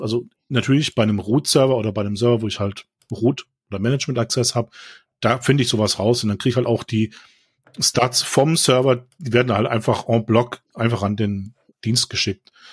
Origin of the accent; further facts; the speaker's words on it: Baden-Württemberg, Germany; ich komme ja aus Baden-Württemberg